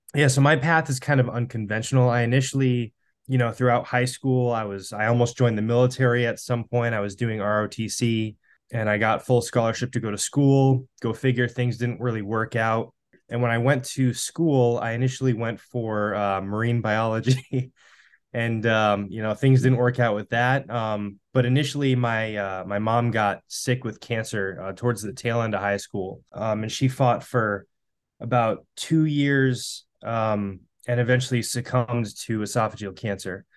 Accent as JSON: {"language": "English", "region": "Western Massachusetts", "country": "United States", "said": "I'm from Western Massachusetts, too."}